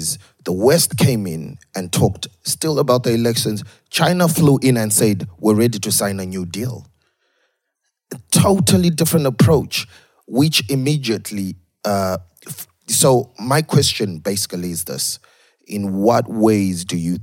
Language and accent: English; Zimbabwe; now in Dublin, Ireland; I was born in Zimbabwe and I live in Ireland, Dublin.